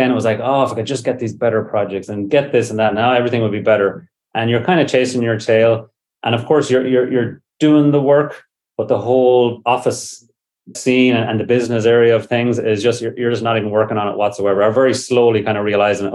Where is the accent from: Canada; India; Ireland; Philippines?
Ireland; moved away as an adult; now in San Francisco, United States; I was brought up in Ireland, came over here on a summer visa